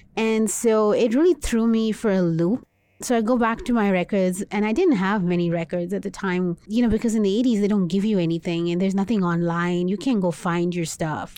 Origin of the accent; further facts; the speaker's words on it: Dubai, United Arab Emirates; I was born and raised in Dubai. in the Middle East